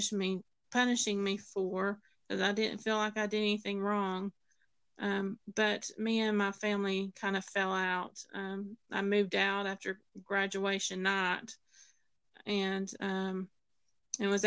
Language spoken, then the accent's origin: English; Tennessee, United States; I grew up in the Bible Belt of Tennessee